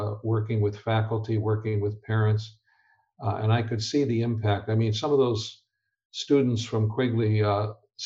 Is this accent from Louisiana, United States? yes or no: no; Chicago, Illinois, United States; I grew up in Chicago